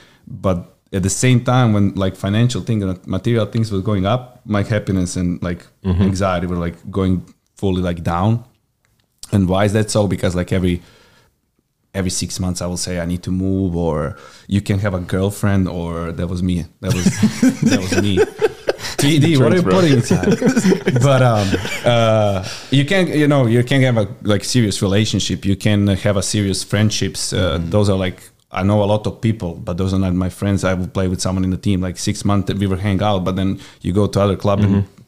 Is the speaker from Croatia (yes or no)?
yes; Croatia; accent: Croatian; English is a second language; moved away as an adult; also born or lived in Galveston, Texas; now in Texas, United States; I'm born and raised in Croatia.